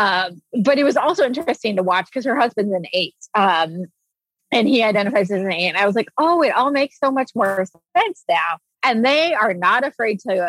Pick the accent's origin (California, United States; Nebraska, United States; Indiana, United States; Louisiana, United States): Indiana, United States; now in Indianapolis, United States; we grew up in Indiana where you're supposed to get married at 22 and have kids.